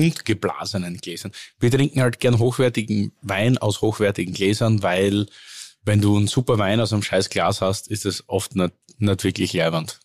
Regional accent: Oberlungitz, Styria, Austria; aus dem Ort Oberlungitz heißt ja. Das ist so ein 200 einwohner ort zwischen Hartberg

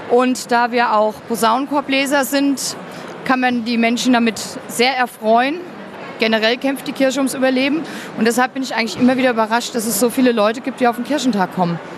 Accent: Hesse, Germany; Bei uns in Hessen gibt es eigentlich Weizenbier

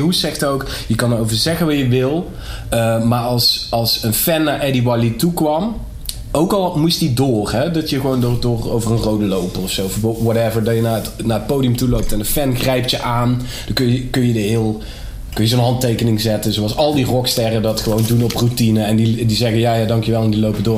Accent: Nederweert, Limburg, Netherlands; toen ik jong was in Nederweert.

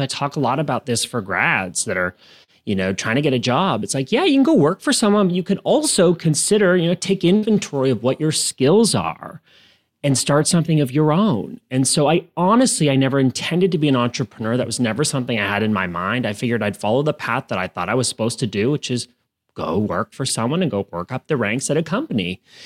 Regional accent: Canada; moved away as an adult; also born or lived in United States; I am originally from Canada

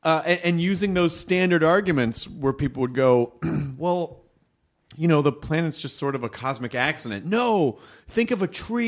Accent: Memphis, Tennessee, United States; moved away; there were a lot of Jewish folks when I was growing up in Memphis.

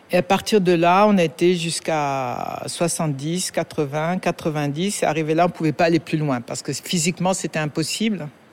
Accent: France; now in Dakar, Senegal; je suis née en France, ma mère étant française

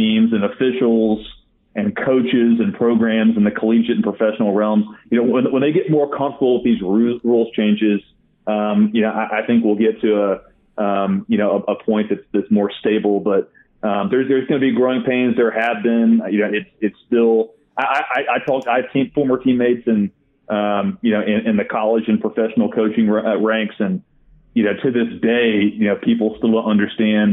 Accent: Arkansas, United States; I come from Arkansas, a very deep red state. We take the Second Amendment very seriously here

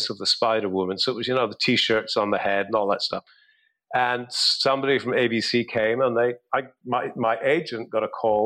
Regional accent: Scotland, United Kingdom; moved away; also born or lived in England

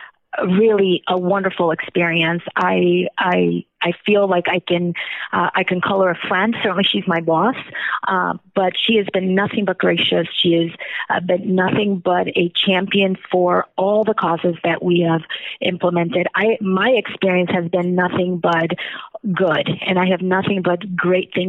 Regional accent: Chicago, Illinois, United States; also born or lived in Zacatecas, Mexico; we arrived in Chicago when I was 8 years old in the Near West Side

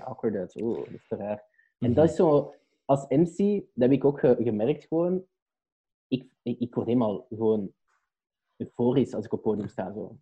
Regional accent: Belgium

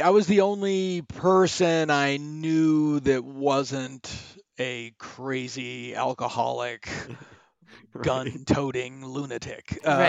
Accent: Worcester, Massachusetts, United States; I'm from Worcester, which is the same thing.

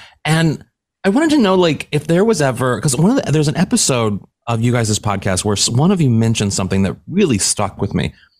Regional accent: St. Louis, Missouri, United States; moved away as an adult; also born or lived in New York / Los Angeles; I'm from the Midwest, and I will freely admit the only Asian cuisine I had ever had growing up in St. Louis, Missouri was Chinese food.

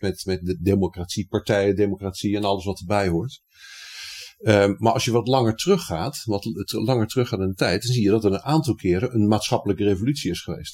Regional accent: Rotterdam, South Holland, Netherlands; ik ben Rotterdammer.

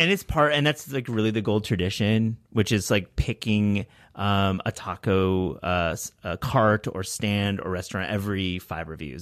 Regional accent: New York, United States; a New Yorker

